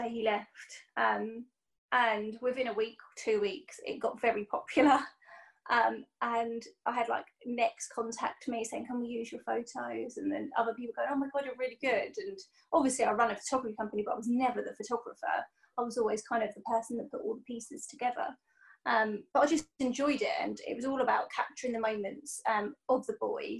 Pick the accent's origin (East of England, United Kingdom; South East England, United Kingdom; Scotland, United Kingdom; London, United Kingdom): South East England, United Kingdom; Portsmouth; I'm from Portsmouth